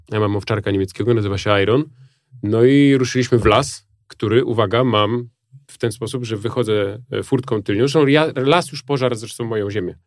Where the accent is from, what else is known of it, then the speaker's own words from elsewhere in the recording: Warsaw, Masovian Voivodeship, Poland; moved away; do tego swojego haimatu na ten Ursunów